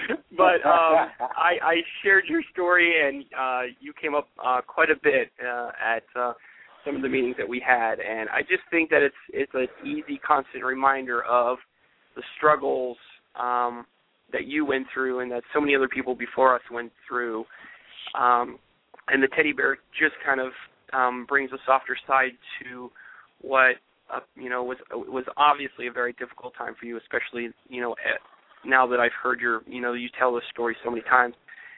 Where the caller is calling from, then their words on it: Charlottesville, Virginia, United States; from Charlottesville